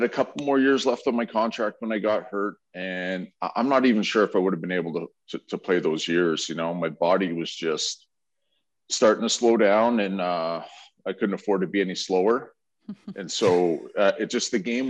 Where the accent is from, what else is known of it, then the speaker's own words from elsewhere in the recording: Edmonton, Alberta, Canada; I grew up in Edmonton